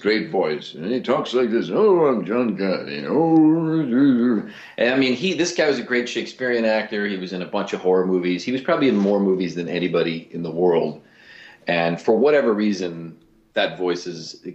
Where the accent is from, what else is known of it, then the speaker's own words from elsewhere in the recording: Cleveland, Ohio, United States; I'm from Cleveland